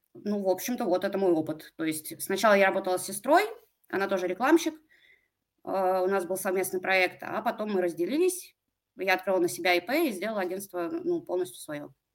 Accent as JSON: {"language": "Russian", "town": "Pskov", "region": "Pskov Oblast", "country": "Russia", "also_born_or_lived": "Saint Petersburg", "said": "Я из Пскова, а, это небольшой маленький город а, рядом с Питером."}